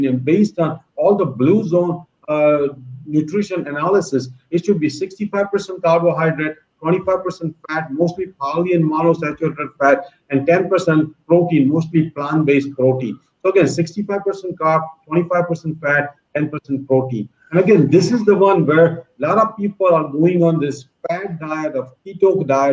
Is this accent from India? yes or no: yes; India; now in United States; when I was growing up in India